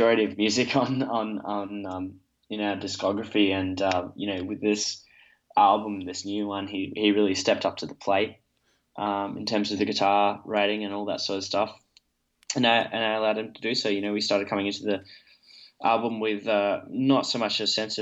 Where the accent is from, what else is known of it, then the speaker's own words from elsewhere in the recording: Perth, Western Australia, Australia; we're all from Perth.